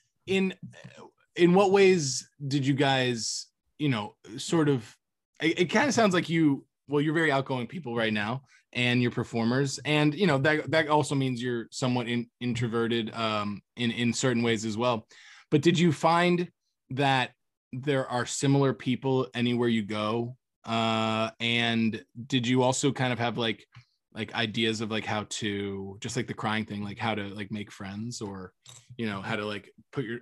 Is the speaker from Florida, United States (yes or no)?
yes; Florida Gulf Coast, United States; now in Los Angeles, United States; in Florida, you know, like where I grew up on the Gulf Coast